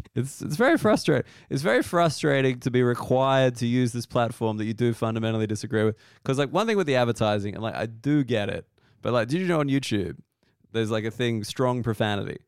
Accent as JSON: {"language": "English", "country": "Australia", "said": "being Australian"}